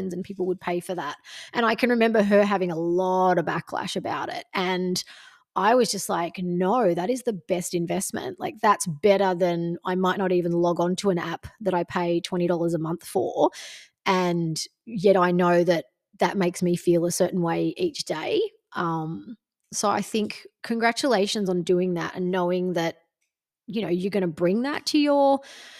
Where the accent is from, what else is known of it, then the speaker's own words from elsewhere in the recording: Gold Coast, Queensland, Australia; I'm like, the Gold Coast